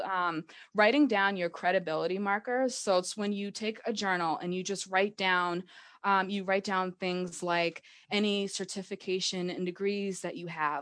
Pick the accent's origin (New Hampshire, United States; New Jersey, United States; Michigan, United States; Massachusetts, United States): Massachusetts, United States; I am from Massachusetts. I've lived here my entire life